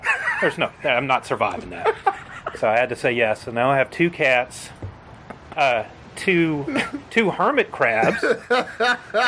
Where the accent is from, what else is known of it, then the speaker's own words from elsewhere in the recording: Alabama, United States; I'm from Alabama